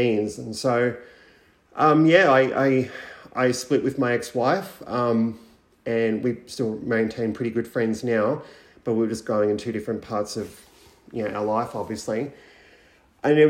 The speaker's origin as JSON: {"language": "English", "area": "around Bathurst and Orange", "region": "Central West New South Wales", "country": "Australia", "tie": "born or raised there", "said": "I grew up in Central West New South Wales around Bathurst Orange, for anybody who knows that area. I grew up on a cattle property"}